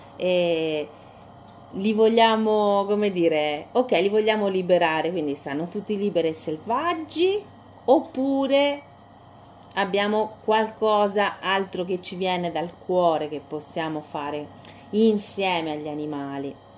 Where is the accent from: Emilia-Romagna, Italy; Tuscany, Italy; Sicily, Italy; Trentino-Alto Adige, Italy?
Tuscany, Italy; Siena; quando ero ragazzina a Siena